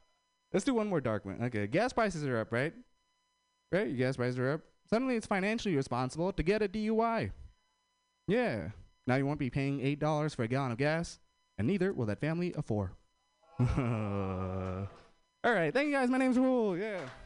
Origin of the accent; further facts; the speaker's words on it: India; I'm Indian